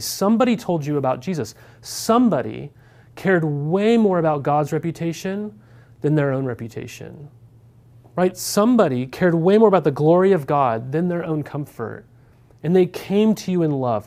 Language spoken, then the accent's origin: English; Montana, United States; moved away; also born or lived in Corvallis, Oregon; Growing up in Montana, we didn't have any D one schools